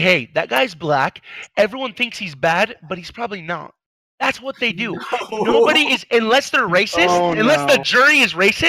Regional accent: Jordan; I'm actually Middle Eastern. I'm Arabic.

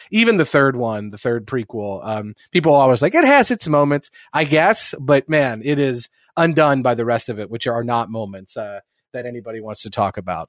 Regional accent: Midwest, United States; the people that I grew up around the Midwest

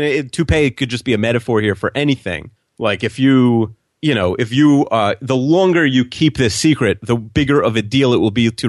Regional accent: Long Island, New York, United States; You know, we grew up on Long Island, which I think you can have guns, but it's not really gun country

